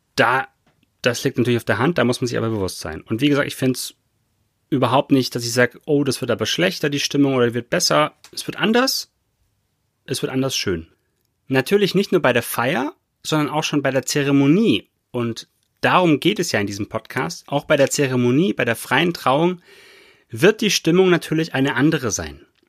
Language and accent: German; Baden-Württemberg, Germany; bei uns in Baden-Württemberg hier